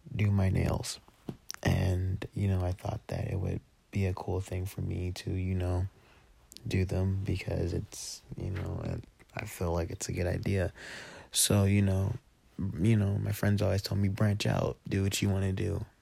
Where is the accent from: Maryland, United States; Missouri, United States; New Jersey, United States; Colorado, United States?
Colorado, United States; Denver; also born or lived in Texas; I was born in Denver